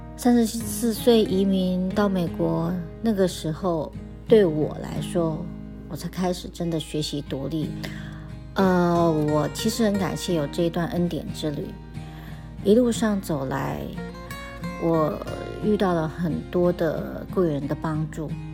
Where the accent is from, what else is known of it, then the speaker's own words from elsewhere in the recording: Taiwan; moved away as an adult; now in United States; 我是在台湾长大，到了三十几岁，因为因缘际会来到了美国